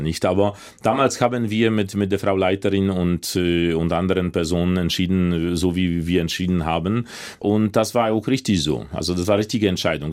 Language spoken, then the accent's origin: German; Łódź, Łódź Voivodeship, Poland; German is a second language; moved away as an adult; also born or lived in Leipzig; in Polen, in, in Lodz, in meiner Heimatstadt